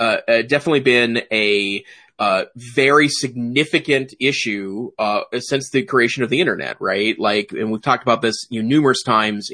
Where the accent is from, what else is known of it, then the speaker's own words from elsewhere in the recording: Great Falls, Montana, United States; also born or lived in Missoula, Montana; I taught briefly in my hometown, Great Falls, Montana